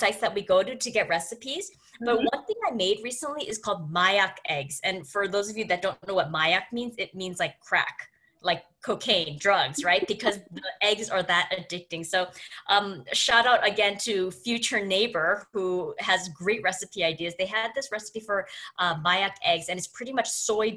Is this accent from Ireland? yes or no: no; Canada; me being Canadian